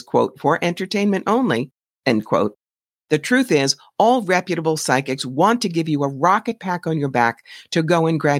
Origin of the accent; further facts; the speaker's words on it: New York City, New York, United States; being a New Yorker